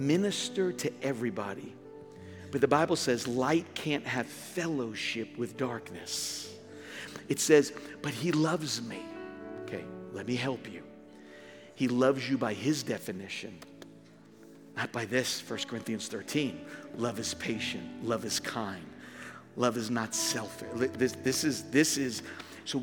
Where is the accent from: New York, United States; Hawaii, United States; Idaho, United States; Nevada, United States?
New York, United States; Born and raised in New York